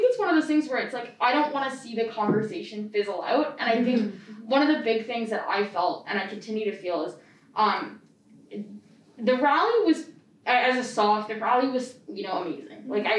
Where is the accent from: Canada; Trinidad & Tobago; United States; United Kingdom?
Canada; London, Ontario; I'm from London